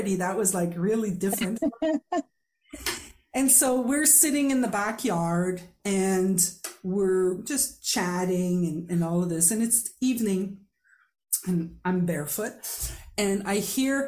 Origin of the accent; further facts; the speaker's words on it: Quebec, Canada; first language French; English is a second language; I am a French speaker from Quebec